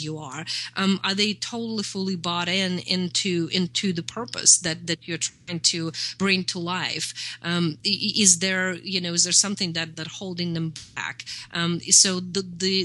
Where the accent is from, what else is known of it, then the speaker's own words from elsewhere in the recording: Russia; moved away; I'm from Russia. I know how the mentality works. I grew up in the USSR.